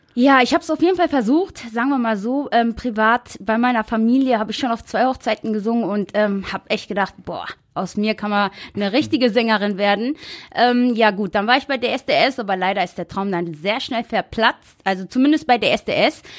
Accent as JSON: {"language": "German", "town": "Essen", "region": "North Rhine-Westphalia", "country": "Germany", "tie": "born or raised there", "said": "3.12.1990 und ich komme aus Essen"}